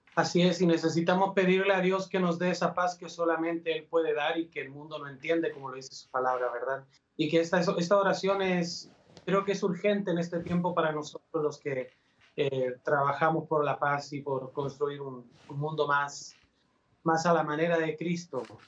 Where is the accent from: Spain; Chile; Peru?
Chile; Valparaíso; moved away as an adult; also born or lived in Puebla, Mexico; now in Guadalajara, Mexico; yo soy chileno, nací en Valparaíso, el puerto principal de mi país.